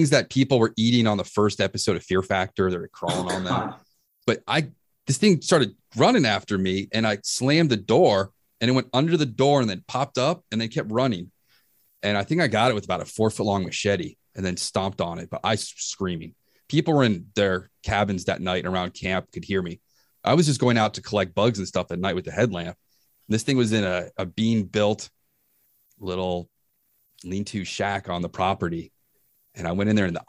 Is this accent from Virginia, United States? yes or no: yes; Reston, Virginia, United States; I grew up in Reston in the woods